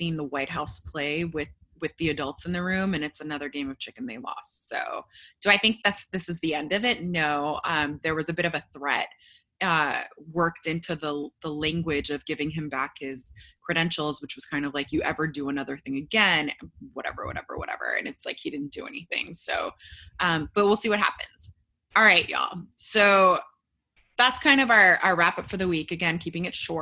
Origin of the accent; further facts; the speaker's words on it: United States; as an American Potterhead